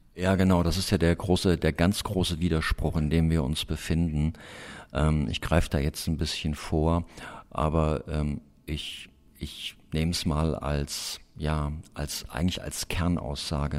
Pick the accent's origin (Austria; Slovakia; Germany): Germany; im Hainich in Thüringen, in meiner Heimat